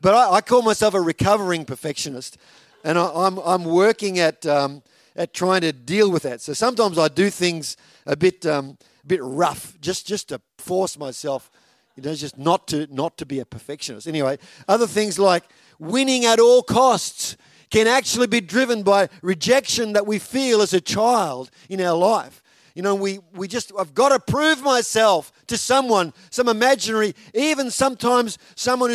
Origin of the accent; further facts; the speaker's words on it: Victoria, Australia; now in Toowoomba, Australia; growing up in Victoria, and a little country town where we were